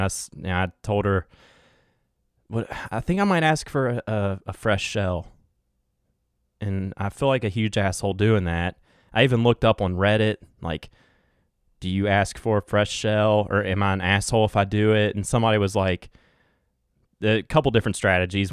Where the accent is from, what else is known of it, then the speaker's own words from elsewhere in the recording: West Virginia, United States; accent: West Virginia twang; this West Virginia little, uh, what's it called? Twang